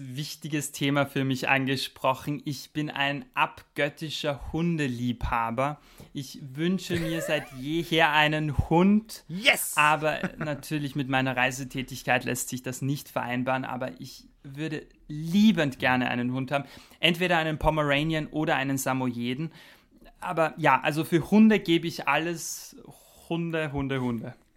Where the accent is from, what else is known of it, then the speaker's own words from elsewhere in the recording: Austria; moved away as an adult; also born or lived in Germany; now in Strasbourg, France; da ich mhm. am Land aufgewachsen bin, mitten in den Bergen in Österreich